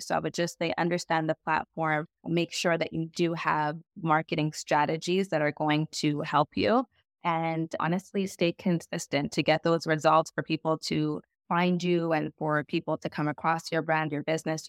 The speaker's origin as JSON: {"language": "English", "town": "Montreal", "region": "Quebec", "country": "Canada", "said": "I am from Montreal, Canada."}